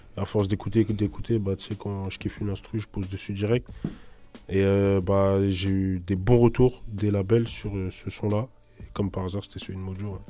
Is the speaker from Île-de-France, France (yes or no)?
yes; Limay, Île-de-France, France; chez nous à Limay